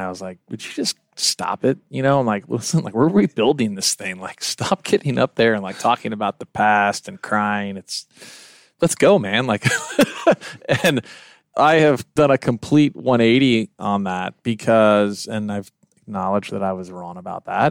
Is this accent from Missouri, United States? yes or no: yes; Kansas City, Missouri, United States; moved away; I'm originally from Kansas City